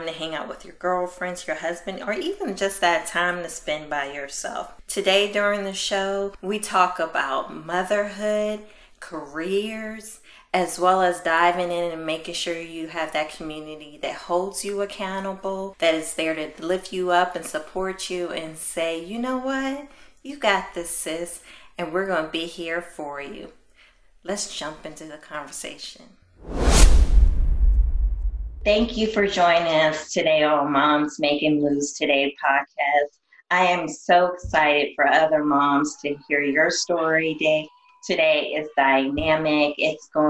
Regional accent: East Coast, United States; I'm an East Coast girl

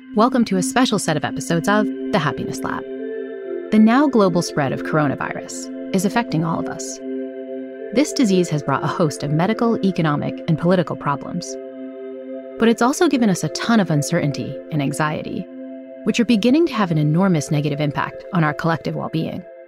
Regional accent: New Bedford, Massachusetts, United States; moved away; We went to high school together back in my hometown of New Bedford, Massachusetts

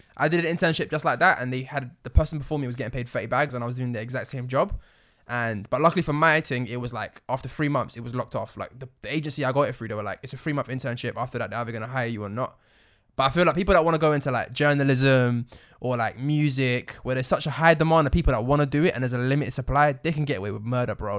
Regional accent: United Kingdom; accent: British; we've got British accents

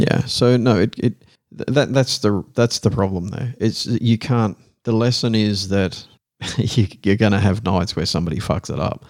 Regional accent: Australia; accent: broadest Australian; now in Netherlands; my broadest Australian accent

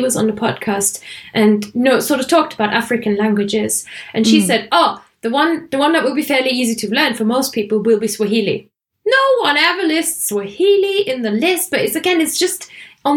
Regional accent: Germany; first language German; English is a second language; now in England; I come from a native language background where my language has a lot of speaking and spelling consistencies. It's not like English where, you know, you say a word, you've got no idea how it's spelled. In German

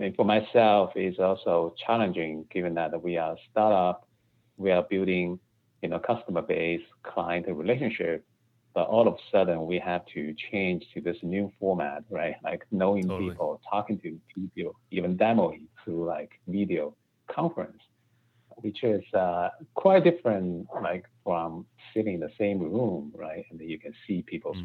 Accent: China; moved away as an adult; also born or lived in Beijing; now in United States; I grew up in China, and my undergrad is in Beijing, and I worked in Beijing for a few years. And then I came to the United States for my MBA education.

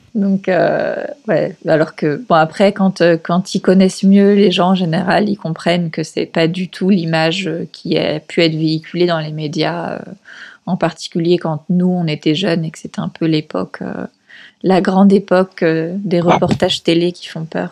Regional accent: Paris region, Île-de-France, France; moved away as an adult; now in Lima, Peru; je suis française. j'ai grandi en région parisienne

